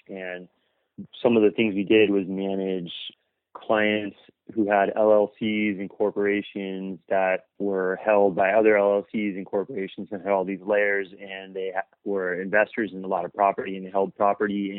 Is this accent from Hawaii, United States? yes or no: no; Los Angeles, California, United States; I grew up in the South Bay area of Los Angeles